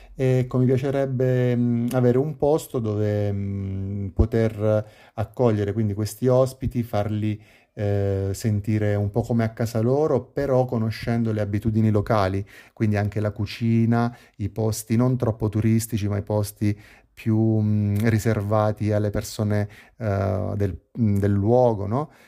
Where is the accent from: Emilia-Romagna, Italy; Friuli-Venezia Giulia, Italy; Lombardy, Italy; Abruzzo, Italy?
Abruzzo, Italy; Pescara; ho 35 anni e sono di Pescara, una città nel centro Italia, sulla costa adriatica